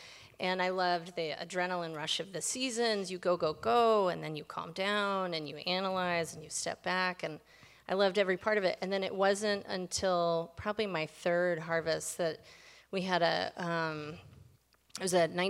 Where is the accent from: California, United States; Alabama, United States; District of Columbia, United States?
District of Columbia, United States; Washington; Yeah, D.C. proper.